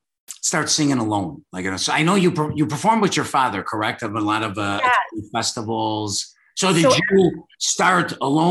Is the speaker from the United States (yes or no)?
yes; Chicago, Illinois, United States; born there; I was born in the Montclair area of Chicago, which was where the restaurant was.